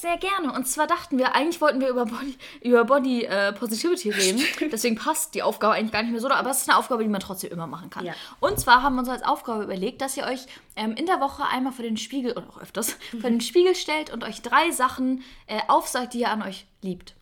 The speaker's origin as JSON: {"language": "German", "region": "Northern Germany", "country": "Germany", "said": "ich bin im Norden geboren. Ich bin komplette Norddeutsche, wie man vielleicht auch ein bisschen hört"}